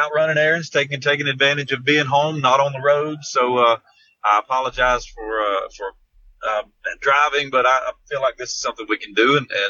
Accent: Georgia, United States; that just seemed to be what you were supposed to do growing up in South Georgia was graduate high school, get a job, get married, build a house, have some kids.

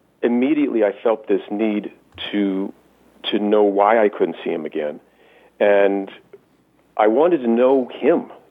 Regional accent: Las Vegas, Nevada, United States; I'm born and raised in Vegas, and my sisters were born and raised here

